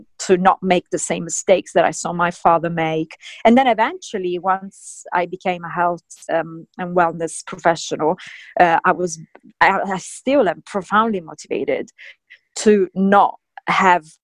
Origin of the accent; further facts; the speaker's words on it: Sicily, Italy; I grew up in Sicily in the 80s